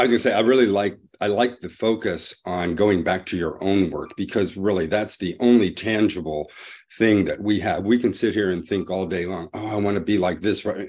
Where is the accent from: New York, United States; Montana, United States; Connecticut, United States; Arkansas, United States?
Montana, United States; I'm from Montana, but right now I'm visiting, um, my son in Savannah